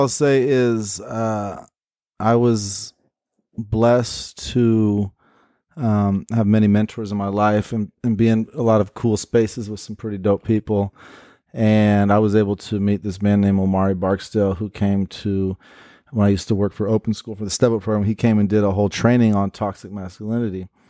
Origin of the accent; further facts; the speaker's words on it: Portland, United States; born and raised in Portland